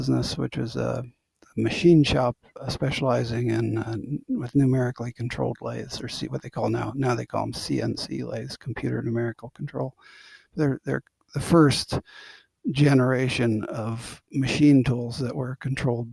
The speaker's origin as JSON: {"language": "English", "region": "Ohio", "country": "United States", "tie": "born or raised there", "said": "I'm from a little town in Ohio, about 8,000 people"}